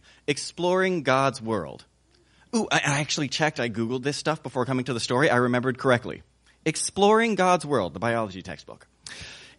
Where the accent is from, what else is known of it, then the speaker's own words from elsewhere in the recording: the South, United States; I grew up in the South